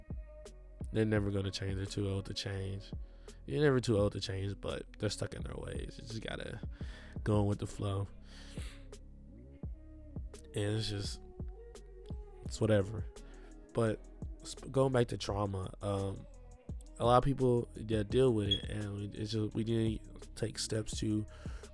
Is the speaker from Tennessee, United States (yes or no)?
yes; Milan, Tennessee, United States; I grew up in Milan, Tennessee